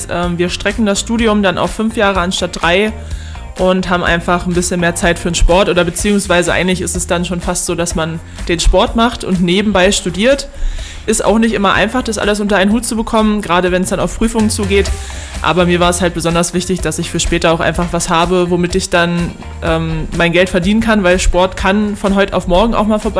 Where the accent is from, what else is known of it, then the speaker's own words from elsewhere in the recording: Löhne, North Rhine-Westphalia, Germany; zu meinem Stammverein, sage ich mal, aus Löhne, wo ich herkomme. Da bin ich immer noch Mitglied